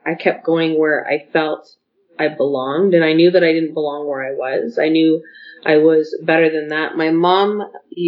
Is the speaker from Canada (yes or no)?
yes; Calgary, Alberta, Canada; we grew up in Calgary housing